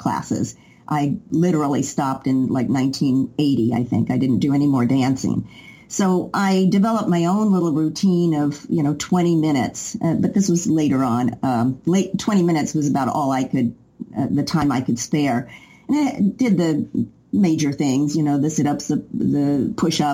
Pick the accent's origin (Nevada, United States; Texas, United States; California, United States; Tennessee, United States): Tennessee, United States; Knoxville; moved away as an adult; also born or lived in New York; I moved to New York when I was 20 from Knoxville, Tennessee